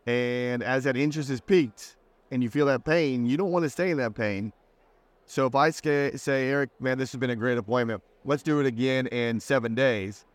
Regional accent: Indiana, United States; also born or lived in Southern California; now in Charleston, United States; Midwest boy, Indiana

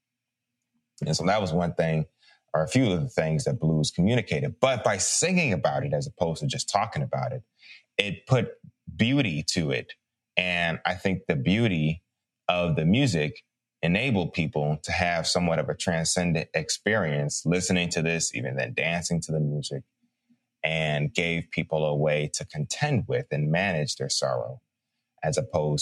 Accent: Chicago, Illinois, United States; I'm from Chicago

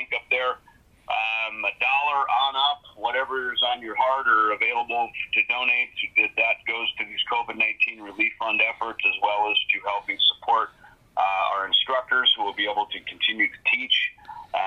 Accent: Minnesota, United States; I grew up in Minnesota

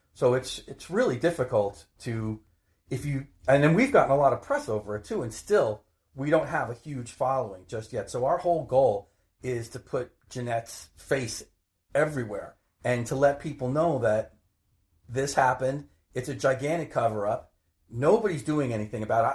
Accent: Maplewood, New Jersey, United States; I grew up in Maplewood, which is a couple towns over.

